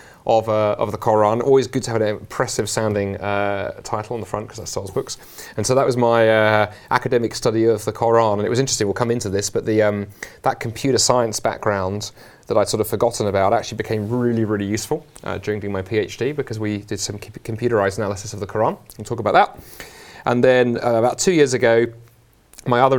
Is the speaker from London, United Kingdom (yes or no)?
yes; London, United Kingdom; moved away as an adult; also born or lived in Oxford / Toronto, Canada; now in Scotland, United Kingdom; I'm a Londoner, actually born and raised across the river in South London